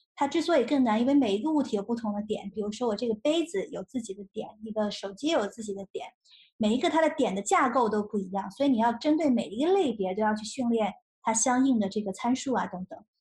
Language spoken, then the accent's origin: Chinese; Shenzhen, Guangdong, China; moved away as an adult; also born or lived in Nanjing, Jiangsu; 八岁的时候移民到深圳，然后在深圳考了中国数学奥林匹克的金牌